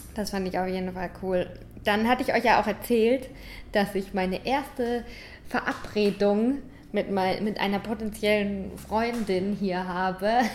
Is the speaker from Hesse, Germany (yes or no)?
no; St. Leon-Rot, Baden-Württemberg, Germany; moved away as an adult; now in Cape Verde; Ich komme aus St. Leon Roth